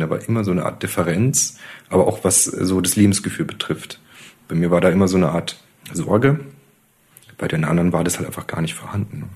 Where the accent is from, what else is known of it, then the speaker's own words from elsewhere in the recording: Adelschlag, Bavaria, Germany; now in Munich, Germany; Ich bin aufgewachsen in Bayern, in einem kleinen Dorf, das ist Adelschlag bei Eichstätt